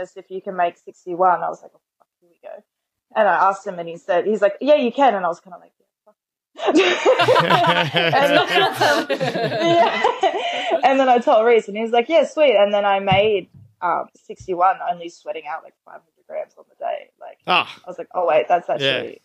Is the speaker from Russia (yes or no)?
no; Penrith, New South Wales, Australia; we're both from the Penrith area